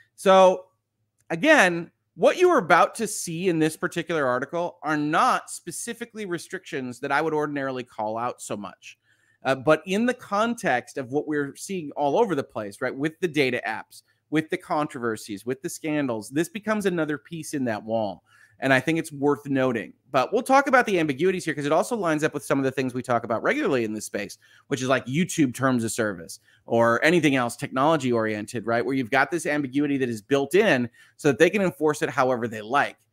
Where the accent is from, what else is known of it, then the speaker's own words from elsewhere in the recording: United States; as an American